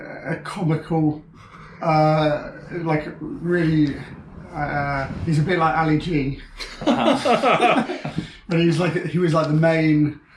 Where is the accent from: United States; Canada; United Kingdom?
United Kingdom; Nottingham, East Midlands; also born or lived in Newcastle; I'm from Nottingham.